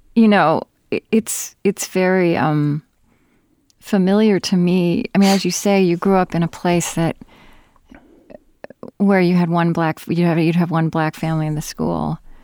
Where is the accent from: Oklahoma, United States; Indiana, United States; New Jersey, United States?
Oklahoma, United States; now in Minnesota, United States; I grew up in Oklahoma